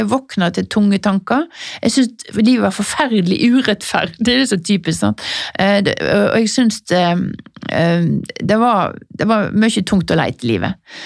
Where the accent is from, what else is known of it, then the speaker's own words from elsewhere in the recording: Norheimsund, Vestland, Norway; now in Oslo, Norway; har jeg kjøpt meg en liten leilighet i Nordheimsund, der jeg er fra.